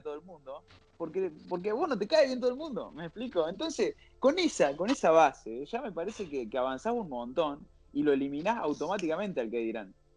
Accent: Argentina; now in Barcelona, Spain

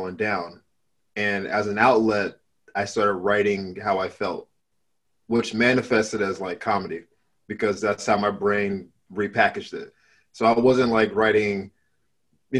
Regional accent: Florida, United States; moved away as an adult; also born or lived in Miami; now in Los Angeles, United States; I'm from Florida originally

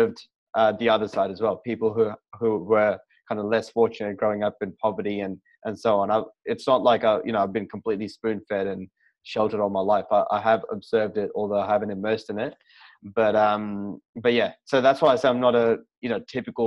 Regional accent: Port Moresby, National Capital District, Papua New Guinea; moved away; I was literally coming from Port Moresby

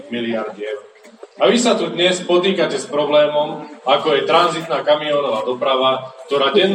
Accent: Nitra, Nitra Region, Slovakia; Ja osobne pochádzam z Nitry

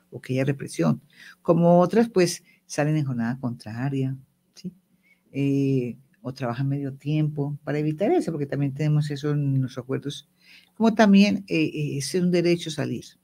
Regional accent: Medellín, Antioquia, Colombia; Yo soy paisa. Y allá en Medellín, en la familia, tuvo una reunión familiar

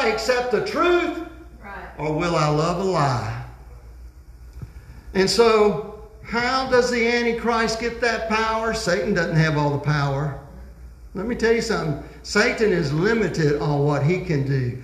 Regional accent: United States

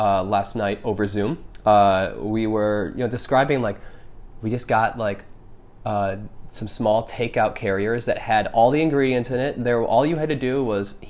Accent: Michigan, United States; moved away; I'm originally from Michigan.

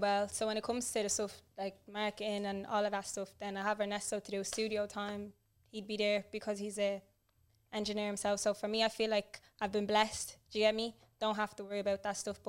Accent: Cork, Munster, Ireland; also born or lived in Blanchardstown, Dublin; when I was growing up there, it was actually in Cork

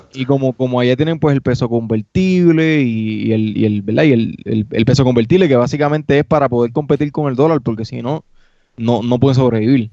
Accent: Puerto Rico; moved away; nosotros como puertorriqueños

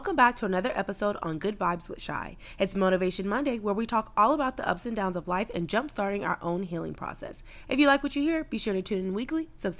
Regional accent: Panama City, Panama; born there; I always would say, well, I was born in Panama City, but I'm from all over.

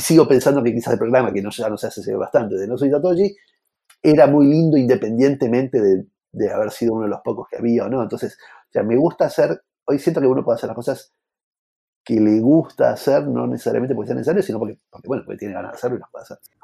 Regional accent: Argentina; somos argentinos

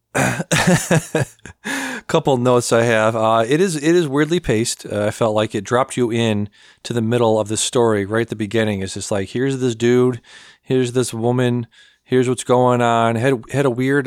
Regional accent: United States; I'm American

